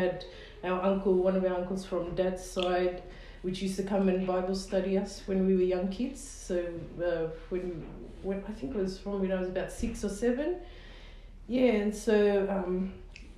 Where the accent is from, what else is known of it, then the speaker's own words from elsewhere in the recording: Sydney, New South Wales, Australia; I was born and raised in Sydney, in Darlinghurst